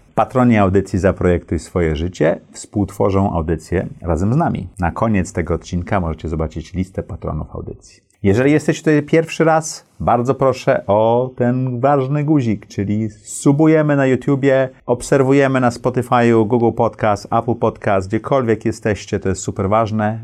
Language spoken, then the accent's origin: Polish; Poland; moved away; also born or lived in New York, United States; ja urodziłem się w Polsce, ale wyjechałem, potem powróciłem